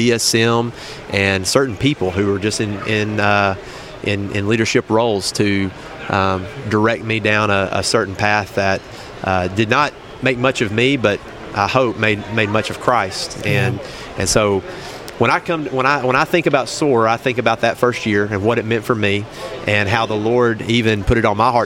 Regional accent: Buckner, Arkansas, United States; I grew up in First Baptist, Buckner, Arkansas

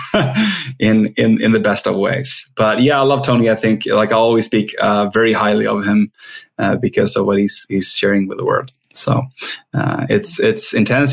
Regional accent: Sweden; English is a second language; I'm Swedish. I'm not sure if everyone hears my accent

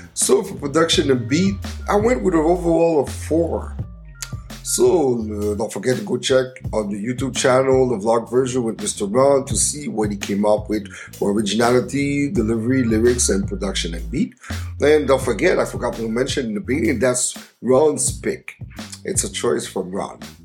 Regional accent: Montreal, Quebec, Canada; my hometown of Montreal, Canada

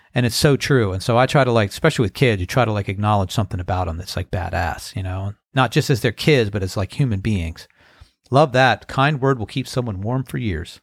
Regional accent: United States; moved away; also born or lived in California; growing up on the Chesapeake Bay

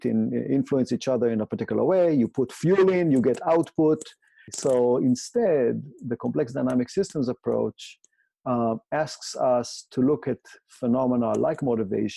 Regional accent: Israel; I grew up in Israel, went to the public system there

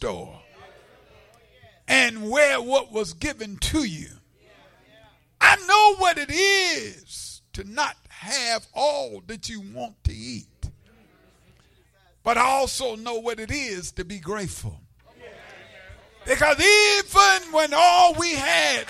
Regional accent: the South, United States; growing up in the South, segregated South, sharecropper child

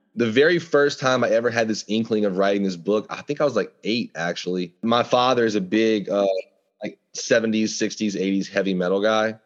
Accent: Louisiana, United States; growing up in Louisiana, we are surrounded by the wilderness

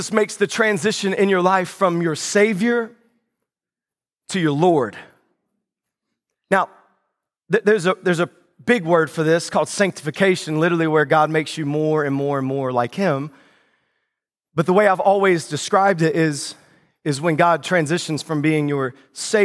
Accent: the South, United States; moved away; I grew up in the South.

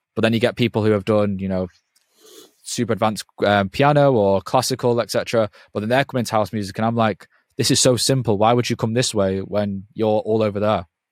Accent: England, United Kingdom; because I'm from England

